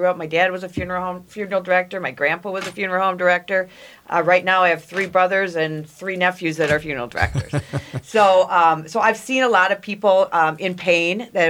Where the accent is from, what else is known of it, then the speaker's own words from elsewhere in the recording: Farmington, Minnesota, United States; I grew up down in Farmington, Minnesota, small town.